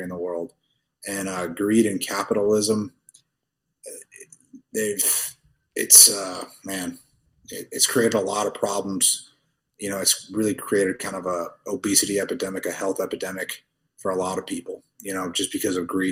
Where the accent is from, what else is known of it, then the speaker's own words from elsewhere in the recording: Tulsa, Oklahoma, United States; now in Dubai, United Arab Emirates; I'm from Tulsa, Oklahoma, originally